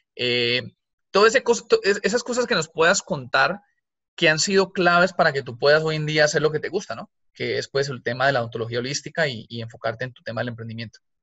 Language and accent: Spanish; Colombia; moved away; yo soy colombiana cuando vivíamos en Colombia